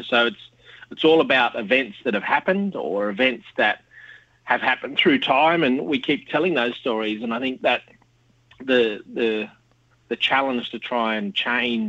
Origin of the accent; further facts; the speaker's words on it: Sydney, New South Wales, Australia; moved away as an adult; now in Canberra, Australia; born and bred in Western Sydney and now live in Canberra on Ngunnawal country